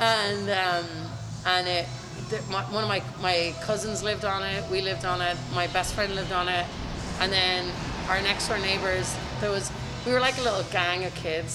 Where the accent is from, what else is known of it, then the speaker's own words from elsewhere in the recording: County Meath, Ireland; accent: Limerick; also born or lived in Limerick; we moved to County Meath which is just north of Dublin but where we lived um, was pretty close to the Dublin border